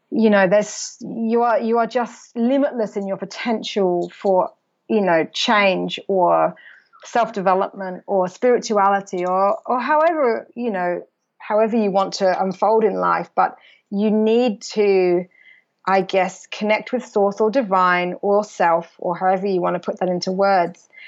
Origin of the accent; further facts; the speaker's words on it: England, United Kingdom; England actually where I'm originally from I might still be in my hometown with all my school friends who still all live there.